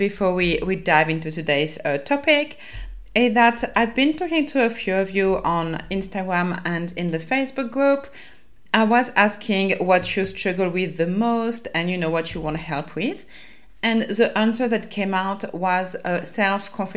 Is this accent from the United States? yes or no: no; France; accent: French; my French accent